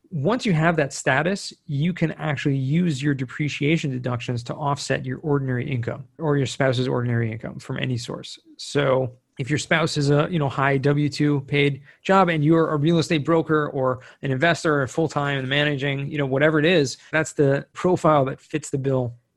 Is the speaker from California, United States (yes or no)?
yes; Southern California, United States; now in Israel; I grew up in Southern California, so I'm American